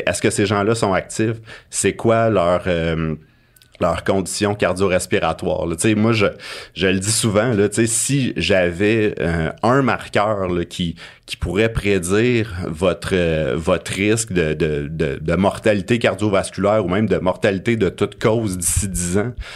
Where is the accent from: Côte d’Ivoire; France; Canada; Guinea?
Canada; Abitibi, Quebec; J'ai grandi en Abitibi